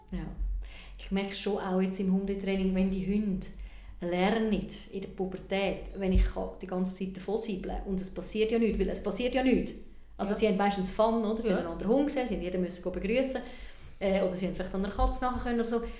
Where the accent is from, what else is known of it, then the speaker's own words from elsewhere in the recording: Switzerland; bei uns in der Schweiz